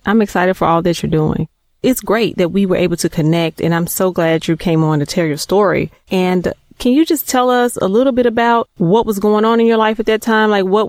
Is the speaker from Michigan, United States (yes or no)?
no; Memphis, Tennessee, United States; We're both from Memphis.